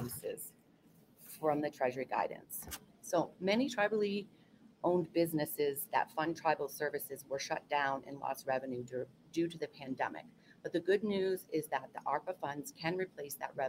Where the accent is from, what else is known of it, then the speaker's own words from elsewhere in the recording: Indian Island, Maine, United States; as a child growing up on Indian Island in Maine